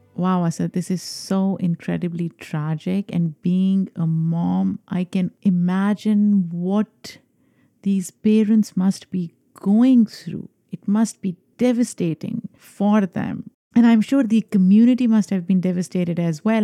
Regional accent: New York, United States; New York is my hometown.

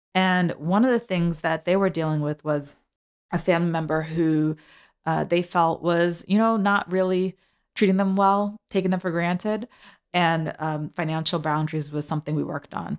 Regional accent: New York City, New York, United States; I'm a New Yorker, so I ride the train and the bus

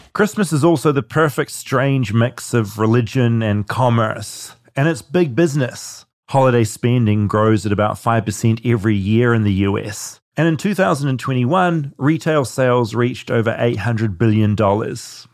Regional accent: New Zealand; moved away as an adult; also born or lived in Auckland, New Zealand / Bethlehem, New Zealand; now in United States; growing up in New Zealand

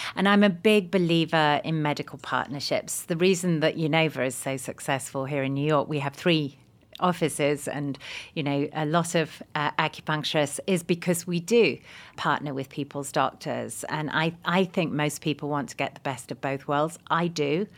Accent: England, United Kingdom; now in United States; I'm English

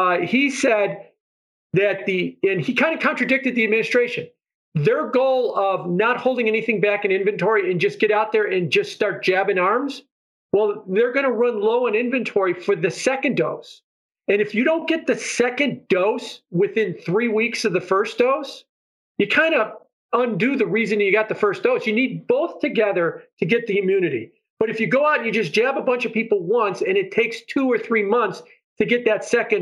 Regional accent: Chicago, Illinois, United States; moved away; I'm from Chicago

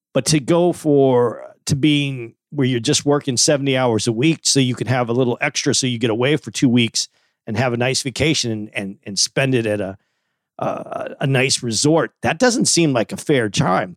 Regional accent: Tucson, Arizona, United States; I grew up in Tucson, so it was hot

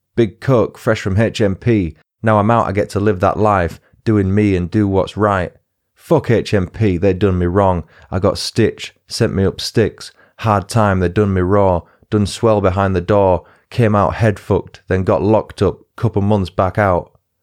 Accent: Huddersfield, Yorkshire and the Humber, United Kingdom; my hometown team, Huddersfield

